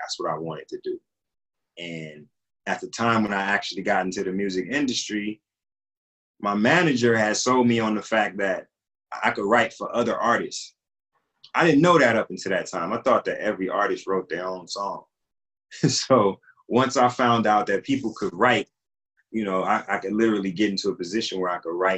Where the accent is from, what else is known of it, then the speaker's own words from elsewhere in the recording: Compton, California, United States; also born or lived in Alabama / Watts, Los Angeles; I came to Compton. I was a year old